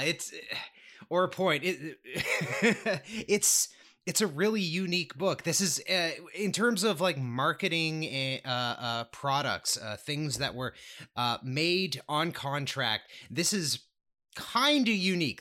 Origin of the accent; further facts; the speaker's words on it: East Coast, Canada; I was born on the East Coast